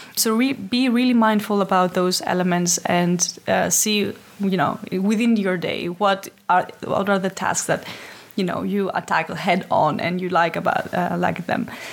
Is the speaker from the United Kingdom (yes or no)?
no; Athens, Attica, Greece; moved away as an adult; now in Amsterdam, Netherlands; ever since I've been living in Amsterdam, but originally come from Greece. Uh, I'm from Athens.